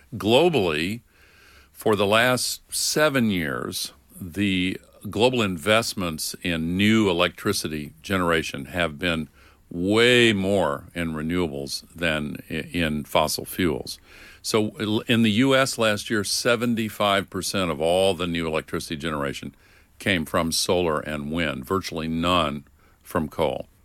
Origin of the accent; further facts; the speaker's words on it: the South, United States; When I was growing up in the South, in the Uni-, United States